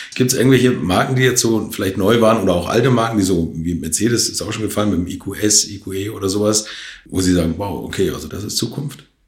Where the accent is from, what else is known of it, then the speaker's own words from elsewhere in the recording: Hamburg, Germany; da wo ich herkomme, aus Altona, Hamburg